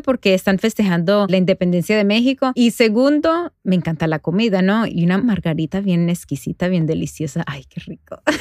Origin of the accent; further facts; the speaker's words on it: Medellín, Antioquia, Colombia; now in New Jersey, United States; Soy una mamá latina, nacida en Medellín, Colombia, aquí viviendo en Nueva Jersey